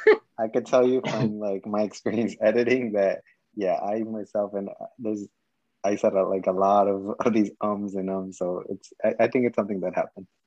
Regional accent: West New York, New Jersey, United States; also born or lived in Mexico; I'm from West New York. So I grew up in West New York over there. I'm from Mexico.

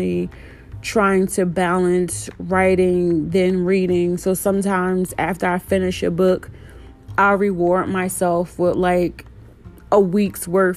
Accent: Trenton, New Jersey, United States; now in Austin, United States; I was born and raised in Trenton, New Jersey, but I now live in Austin, Texas.

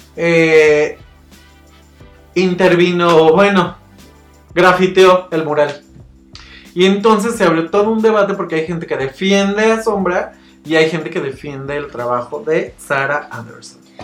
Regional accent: Mexico; todos somos mexicanos

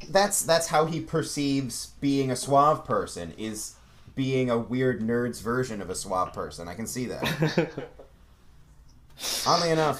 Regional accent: Ohio, United States; moved away as an adult; now in Hollywood, United States; I'm originally from Ohio

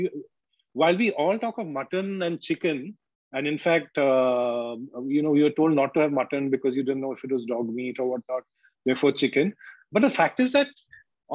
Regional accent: Kolkata, West Bengal, India; moved away as an adult; also born or lived in Mumbai; food when we were growing up in Calcutta, street food

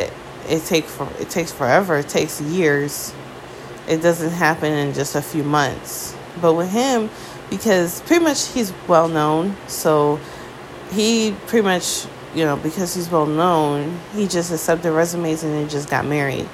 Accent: United States; as an American

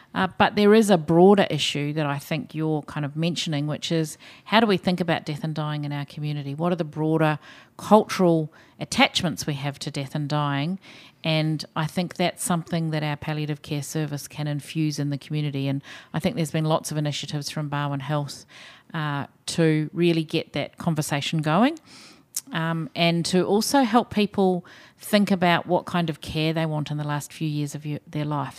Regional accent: New Zealand; accent: Kiwi; now in Australia; maybe people can tell from my accent, I'm a Kiwi

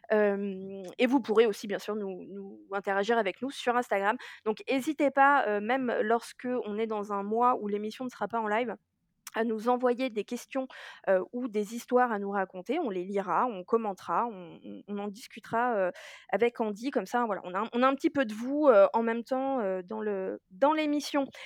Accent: Germany; je tiens à dire que je suis allemande et que par conséquent ce n'est pas raciste

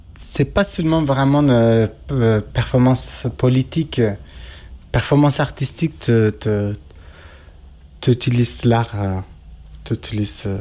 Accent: Turkey; French is a second language; moved away as an adult; now in Geneva, Switzerland; je viens de la Turquie, mais je suis kurde

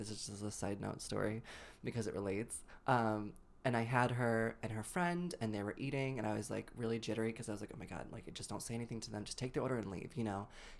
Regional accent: Massachusetts, United States

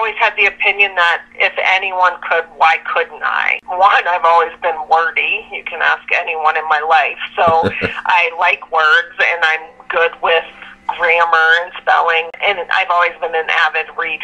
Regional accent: Lancaster, Ohio, United States; I grew up in Lancaster, Ohio, which is a small town southeast of Columbus

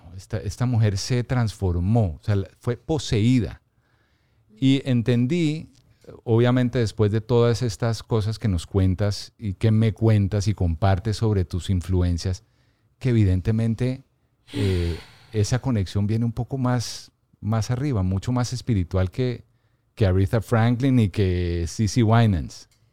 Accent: Bogotá, Colombia; Soy bogotano, aunque tengo mi, corazón también en la costa

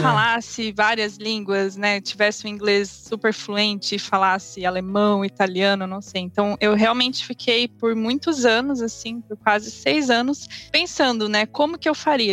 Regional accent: Paraná, Brazil; moved away as an adult; also born or lived in Hungary / London, United Kingdom; now in Germany; eu sou natural do Paraná

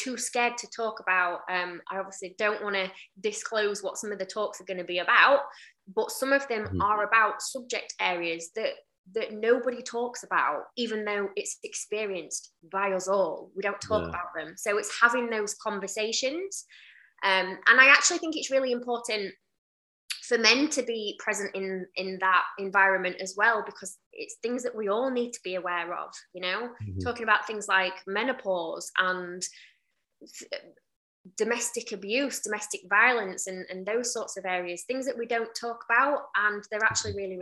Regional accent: Doncaster, Yorkshire and the Humber, United Kingdom; I'm from Doncaster

